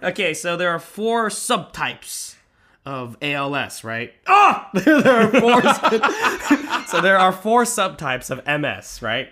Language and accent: English; Manhattan Beach, California, United States; we grew up in Manhattan Beach